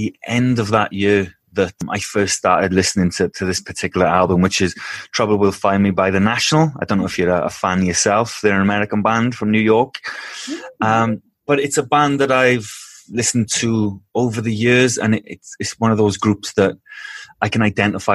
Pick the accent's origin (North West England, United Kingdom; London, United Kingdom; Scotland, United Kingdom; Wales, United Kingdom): Wales, United Kingdom; moved away as an adult; now in Denmark; I'm from Wales in the UK originally